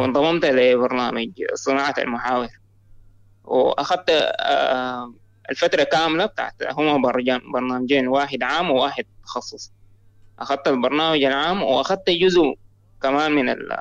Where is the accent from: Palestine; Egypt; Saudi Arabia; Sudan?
Sudan; انا من السودان